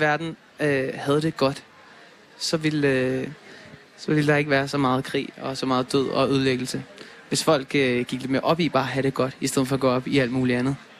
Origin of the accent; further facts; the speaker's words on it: Denmark; jeg er fra Danmark